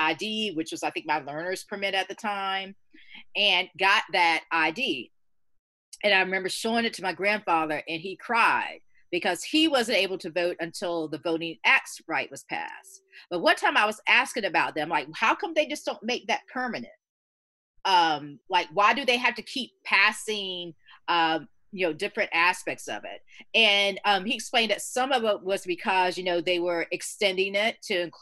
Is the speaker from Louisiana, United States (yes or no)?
no; Georgia, United States; moved away; I was raised in the South, and I'm going to be 50 next year